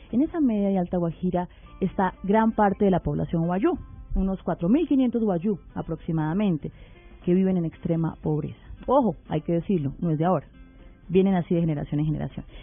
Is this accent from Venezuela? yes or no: no; Chile; now in Colombia; Yo soy nacida en Chile, eh, ya, ya nacionalizada colombiana hace muchos años. Vivo hace 25 años en Colombia.